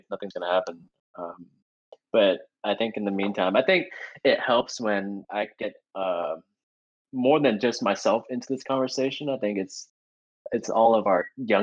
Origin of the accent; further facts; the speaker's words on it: Portland, Oregon, United States; born and raised in Portland. Grew up in the West throughout my life.